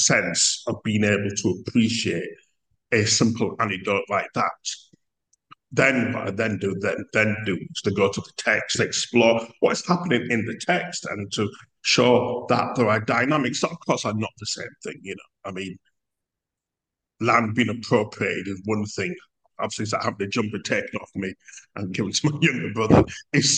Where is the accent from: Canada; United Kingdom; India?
United Kingdom; we as in British people, includes myself